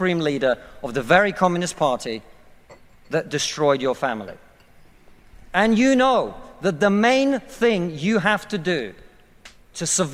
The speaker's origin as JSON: {"language": "English", "country": "Russia", "moved": "yes", "lives_now": "United Kingdom", "said": "I come from Russia"}